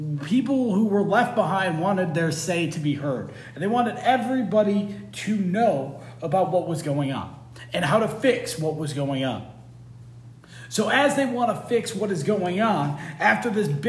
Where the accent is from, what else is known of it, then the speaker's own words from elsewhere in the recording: United States; We are one massive culture here in the United States